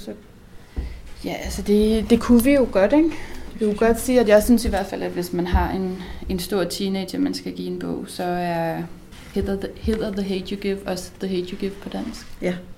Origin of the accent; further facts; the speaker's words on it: Herning, Central Denmark Region, Denmark; jeg er fra Herning